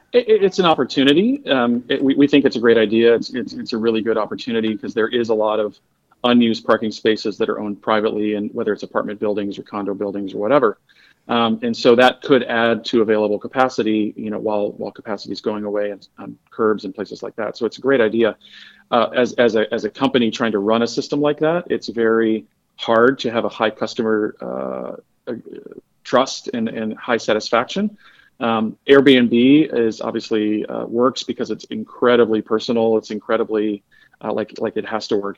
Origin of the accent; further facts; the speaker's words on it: Detroit, Michigan, United States; I'm a Detroiter